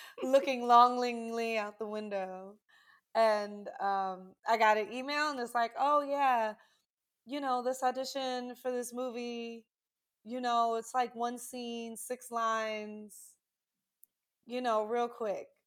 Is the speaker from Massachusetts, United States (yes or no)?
no; New York City, New York, United States; being from New York, I'm originally from Brooklyn, New York